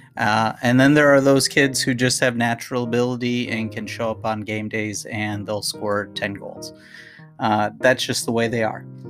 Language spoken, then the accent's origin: English; Minnesota, United States; I grew up in Minnesota